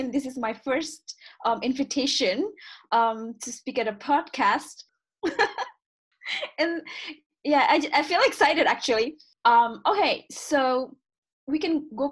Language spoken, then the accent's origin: English; Eastern Indonesia, Indonesia; English is a second language; moved away as an adult; also born or lived in Vancouver, Canada / Calgary, Canada / Montreal, Canada; back then I grew up in Indonesia, I guess that was like late 1980s, early 1990s. I left Indonesia in 2001.